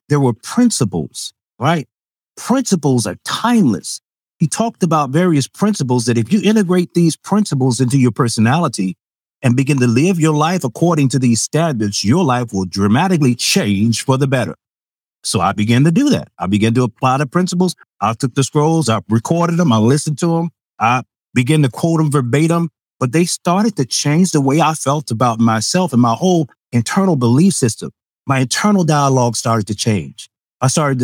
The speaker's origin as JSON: {"language": "English", "town": "Chicago", "region": "Illinois", "country": "United States", "tie": "born or raised there", "said": "I'm from Chicago"}